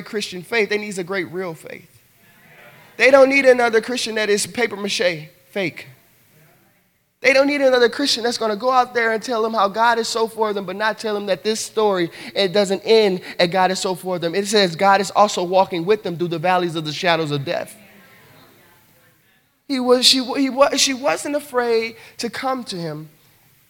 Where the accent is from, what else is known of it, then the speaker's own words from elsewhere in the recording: the South, United States; I'm from the South